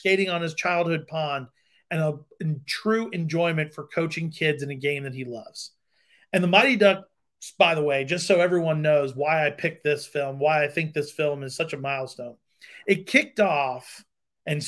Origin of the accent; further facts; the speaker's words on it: Long Island, New York, United States; I grew up in Long Island, New York